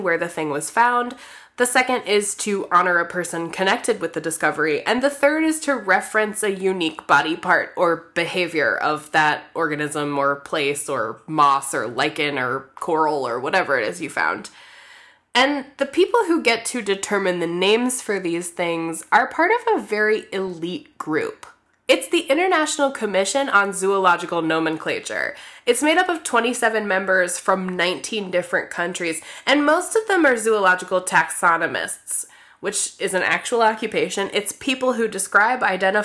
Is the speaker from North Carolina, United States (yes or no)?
yes; Raleigh, North Carolina, United States; My hometown, Raleigh, North Carolina